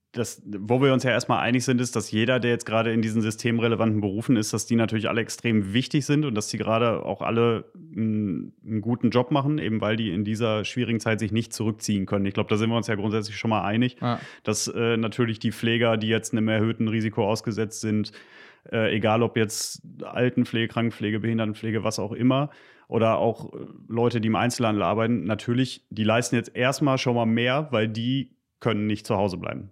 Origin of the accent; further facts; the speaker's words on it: Gütersloh, North Rhine-Westphalia, Germany; moved away as an adult; now in Paderborn, Germany; Bin eigentlich aus Gütersloh, aber das ist ja quasi um die Ecke, also Westfale